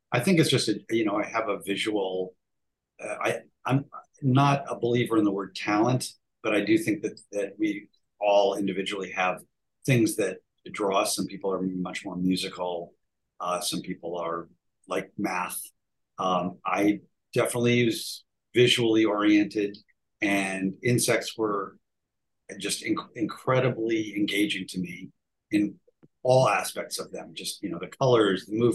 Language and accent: English; Cleveland, Ohio, United States; I grew up in Cleveland, Ohio, and there was some fandom there